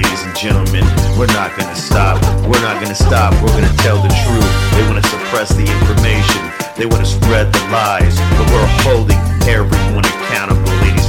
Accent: United States; As an American

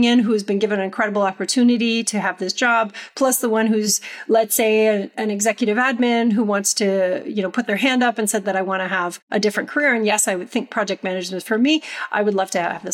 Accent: Canada; moved away; also born or lived in United States; I returned to Canada after living in the US for a long period of time

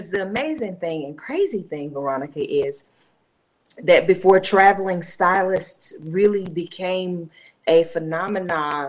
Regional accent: Asheville, North Carolina, United States; also born or lived in Raleigh-Durham, North Carolina; I am an Asheville native

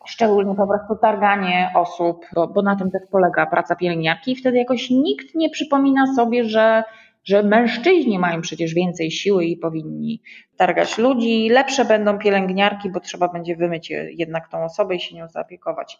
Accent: Słupsk, Pomeranian Voivodeship, Poland; also born or lived in Warsaw; jestem dziewczyną ze Słupska, nie wiem, chodziłam do normalnej podstawówki

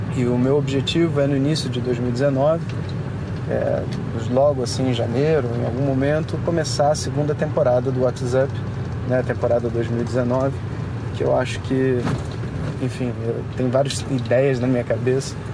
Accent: Brazil; como brasileiro

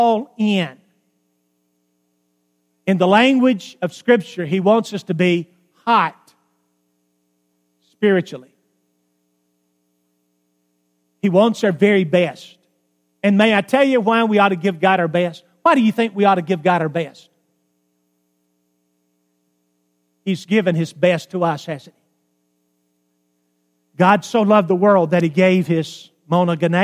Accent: Alabama, United States; I grew up in Alabama

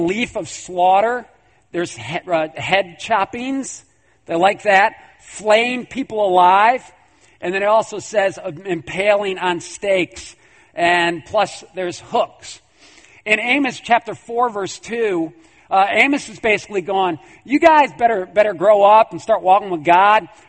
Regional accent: New York, United States; I'm from New York

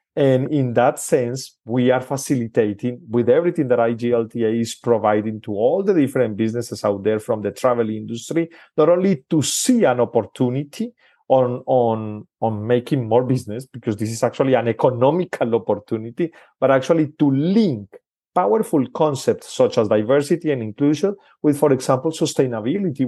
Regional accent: Colombia; I'm originally from Colombia, in South America

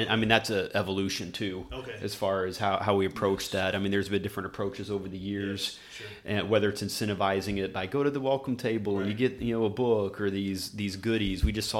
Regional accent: Oklahoma, United States; now in Pacific Northwest, United States; that's how I was raised back in Oklahoma.

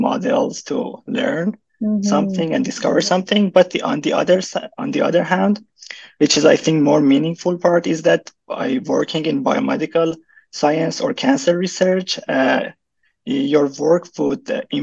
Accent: Iran; moved away as an adult; now in Vancouver, Canada; I'm from Iran

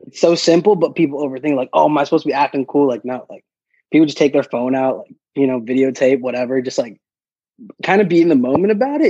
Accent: New York City, New York, United States; I grew up in Queens pretty much with my mom's side of the family

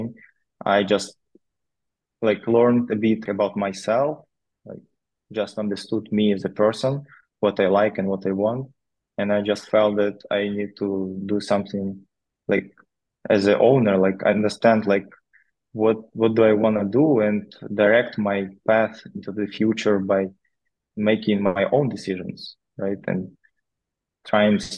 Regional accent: Novodnistrovsk, Chernivtsi Oblast, Ukraine; moved away as an adult; I grew up in Ukraine in a small town.

